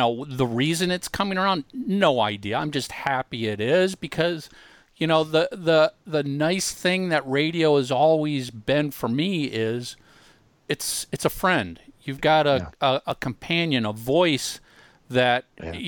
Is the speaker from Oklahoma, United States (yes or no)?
no; Minnesota, United States; growing up in Minnesota